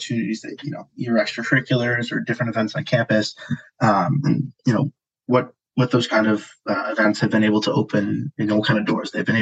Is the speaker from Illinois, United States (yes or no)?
yes; Chicago, Illinois, United States; moved away as an adult; now in Los Angeles, United States; I'm also from Chicago too. That's Christian and I know each other from high school